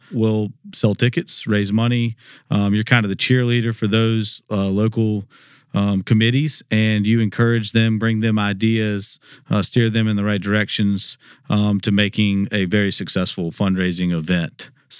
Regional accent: Memphis, Tennessee, United States; born there; also born or lived in South Carolina; Yeah, so I was born in Memphis, Tennessee, moved to South Carolina in the middle part. It came back of my life, and then it came back to Memphis in 2008

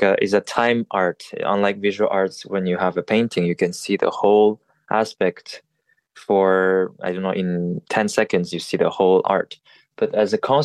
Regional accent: Montreal, Quebec, Canada; also born or lived in Paris, France; I was born in Paris and then grew up in Montreal in those French-speaking countries.

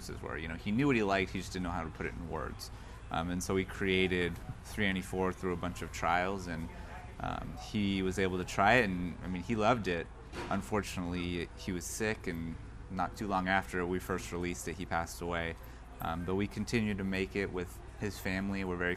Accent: Bay Area, California, United States; moved away as an adult; growing up in the Bay Area in high school

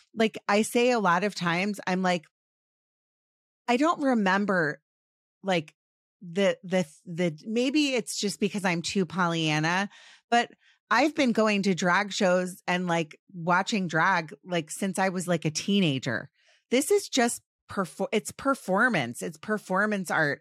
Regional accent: Washington, District of Columbia, United States; I grew up in Washington, D C.

